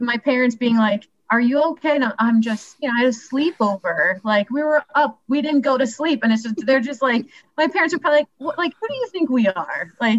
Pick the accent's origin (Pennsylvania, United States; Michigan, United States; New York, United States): Pennsylvania, United States; Strasburg; moved away as an adult; also born or lived in Shippensburg, Pennsylvania / Baltimore / Washington, District of Columbia, United States; I liked growing up in Strasbourg, and I liked that my friends were all close